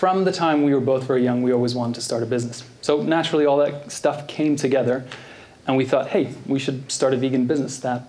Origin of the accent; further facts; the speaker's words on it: Norway; moved away as an adult; also born or lived in Canada; I'm originally from Norway. I moved to Canada when I was 19. That explains the accent